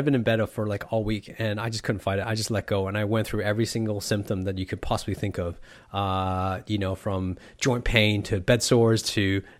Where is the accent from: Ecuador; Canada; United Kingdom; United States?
Canada; I'm Canadian, man. It's natural in me. It's a part of my DNA.